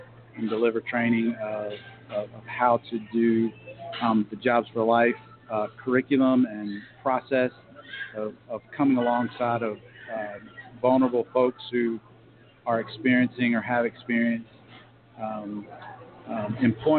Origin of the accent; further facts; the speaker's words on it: Raleigh, North Carolina, United States; moved away as an adult; now in Virginia Beach, United States; I grew up in Raleigh, North Carolina